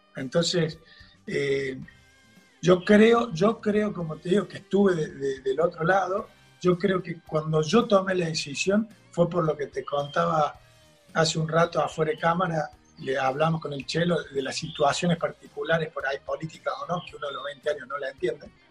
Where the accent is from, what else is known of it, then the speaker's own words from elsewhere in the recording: Argentina; somos todos argentinos, nacido acá